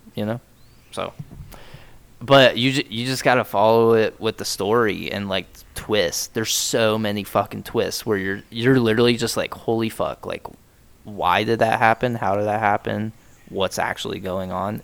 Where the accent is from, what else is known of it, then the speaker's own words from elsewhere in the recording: United States; I'm fucking American